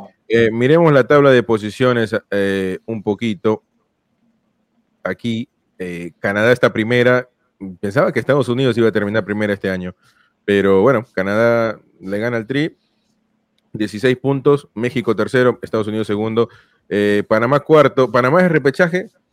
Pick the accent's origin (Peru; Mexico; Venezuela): Peru; yo soy peruano